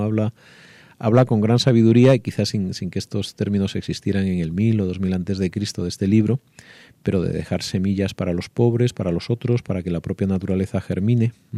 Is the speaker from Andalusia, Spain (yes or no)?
yes; Andalusia, Spain; yo que soy de, de Andalucía